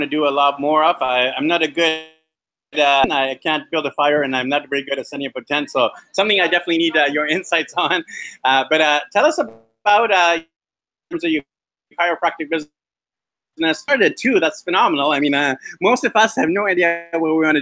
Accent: Vancouver, British Columbia, Canada; moved away; I'm from Vancouver, Canada

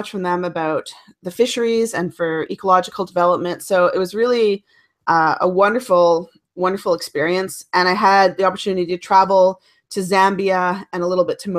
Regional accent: Cape Breton Island, Nova Scotia, Canada; now in Ottawa, Canada; Growing up on Cape Breton Island in Nova Scotia

